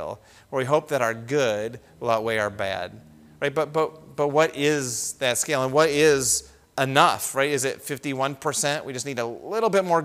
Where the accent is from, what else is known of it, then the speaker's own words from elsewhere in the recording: United States; we grew up in the United States.